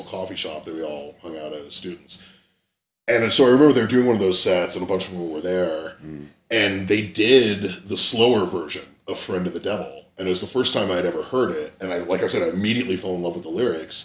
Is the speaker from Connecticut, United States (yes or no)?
no; Bay Area, California, United States; growing up in the Bay Area